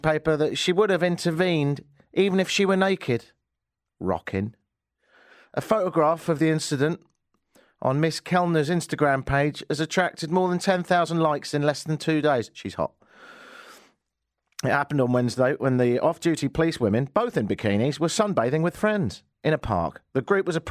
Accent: Brighton, South East England, United Kingdom; now in Toronto, Canada; my hometown of Brighton.

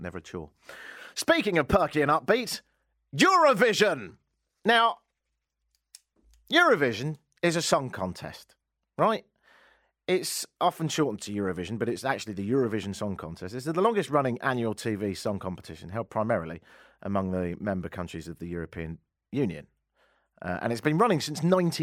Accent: United Kingdom; now in Canada; being a Brit

